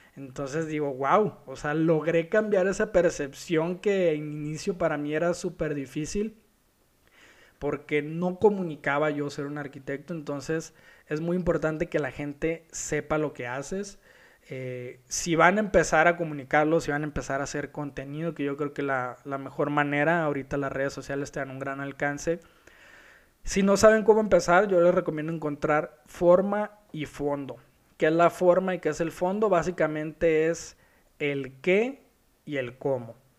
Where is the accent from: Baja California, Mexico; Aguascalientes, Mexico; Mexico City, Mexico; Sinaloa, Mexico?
Sinaloa, Mexico; Culiacán; now in Guadalajara, Mexico; Yo soy de Culiacán, vivo en Guadalajara.